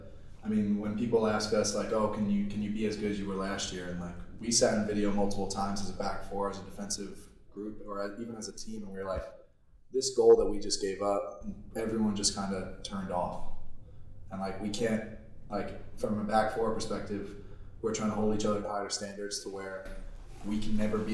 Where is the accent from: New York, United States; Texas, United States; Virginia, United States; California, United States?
New York, United States; moved away as an adult; also born or lived in Vancouver; I'm from New York.